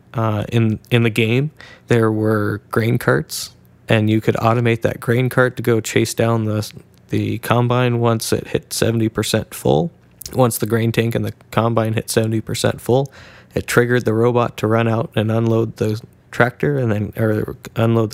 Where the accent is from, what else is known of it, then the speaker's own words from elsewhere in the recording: Northern Washington, United States; I'm from Northern Washington and farm at 2,000 feet